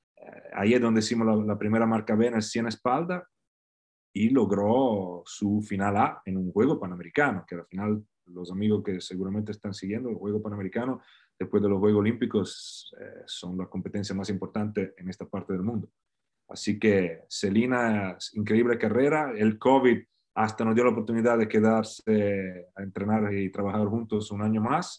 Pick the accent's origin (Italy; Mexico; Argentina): Italy; Faenza, Emilia-Romagna; Spanish is a second language; moved away as an adult; also born or lived in El Salvador; now in Florida, United States; Yo nací, en una pequeña, un pequeño país, Faenza, de 55.000 mil habitantes, cerca de, la ciudad más grande, Bolonia